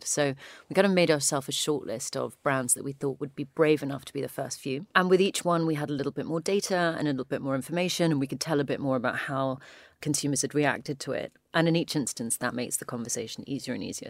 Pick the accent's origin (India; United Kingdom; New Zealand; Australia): United Kingdom; we're British